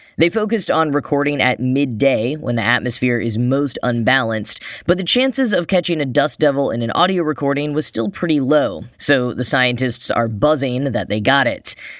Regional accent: Dallas, Texas, United States; now in New York City, United States; my hometown and found out that Dallas, Texas

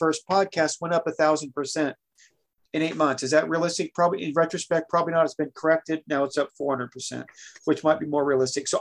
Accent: Oregon, United States; I'm from Oregon

